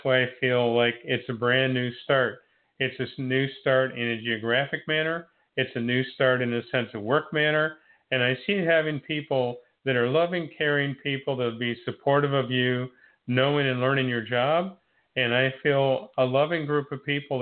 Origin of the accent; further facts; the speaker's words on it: Niles, Ohio, United States; moved away as an adult; also born or lived in Warren, Ohio / Girard, Ohio; now in Florida, United States; I was born in Warren, Ohio, raised in Niles, Ohio, and lived in Girard, Ohio for 20 years